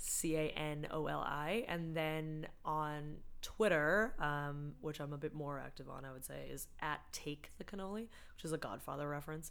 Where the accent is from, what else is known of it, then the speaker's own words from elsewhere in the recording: Boston, Massachusetts, United States; moved away as an adult; now in Toronto, Canada; I'm from Boston originally. I'm American